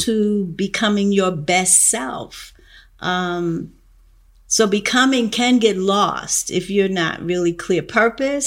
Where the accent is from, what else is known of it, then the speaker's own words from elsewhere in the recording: New York, United States; also born or lived in North Carolina; the first five years of my life, I'm a New Yorker